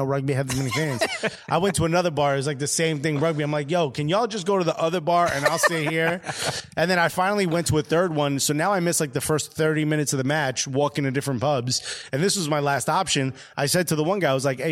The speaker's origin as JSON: {"language": "English", "town": "New York City", "region": "New York", "country": "United States", "said": "I'm from Brooklyn"}